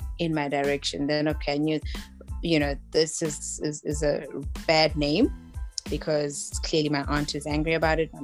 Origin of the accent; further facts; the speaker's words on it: South Africa; I am from South Africa